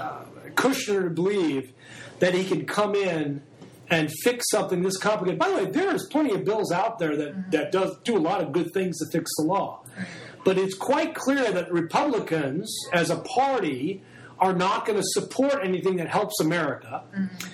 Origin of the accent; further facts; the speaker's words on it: New York, United States; I grew up in New York in the 60s and 70s